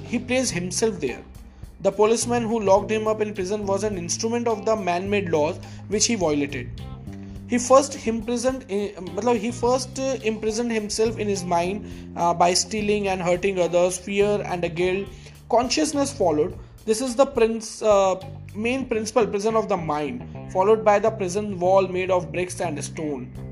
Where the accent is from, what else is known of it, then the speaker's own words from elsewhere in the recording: India; first language Hindi; English is a second language; i'm an indian and uh, my mother tongue is hindi